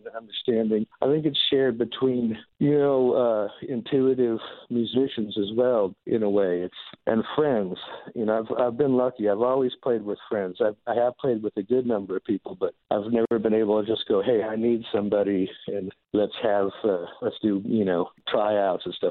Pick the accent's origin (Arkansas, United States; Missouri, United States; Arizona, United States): Arizona, United States; I grew up on that stuff. I grew up around the horse racetrack. Well, why we moved to Arizona was racehorses